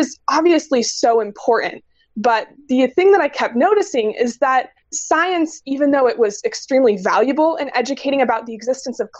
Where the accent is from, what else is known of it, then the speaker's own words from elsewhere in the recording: Logan, Utah, United States; growing up in Logan and being exposed to the outdoors a lot as a kid